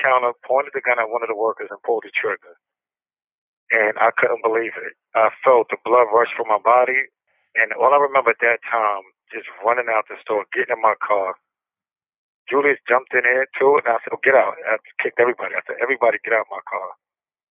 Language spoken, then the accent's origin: English; New York City, New York, United States; I grew up in Brooklyn, New York, and I grew up with my mother and father and my two older brothers